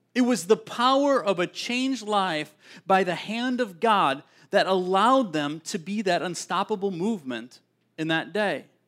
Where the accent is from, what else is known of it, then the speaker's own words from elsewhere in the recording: Milwaukee area, Wisconsin, United States; I grew up in Siniwac